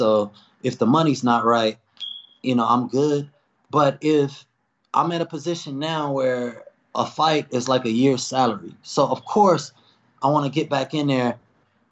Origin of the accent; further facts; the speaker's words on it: Chicago, Illinois, United States; I'm from Chicago.